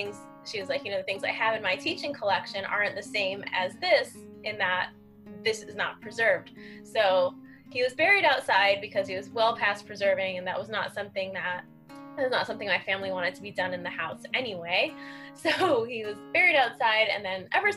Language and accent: English; Miami, Florida, United States; now in New York, United States; I grew up in Miami